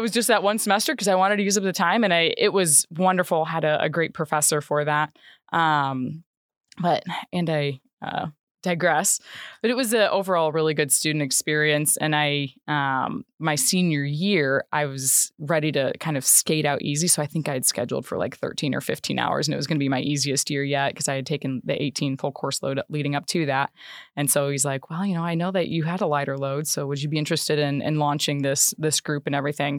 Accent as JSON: {"language": "English", "town": "Le Roy", "region": "Illinois", "country": "United States", "tie": "born or raised there", "also_born_or_lived": "Macomb, Illinois / Schuyler County, Illinois", "moved": "as an adult", "lives_now": "Kankakee, United States", "said": "I am originally from a very small rural town in central Illinois. Um, so it's called Leroy"}